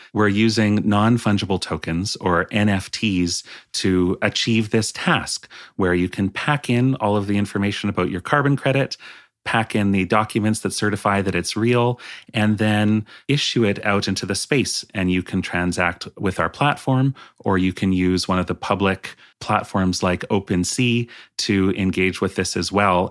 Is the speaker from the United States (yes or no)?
no; British Columbia, Canada; also born or lived in Vernon; I grew up in British Columbia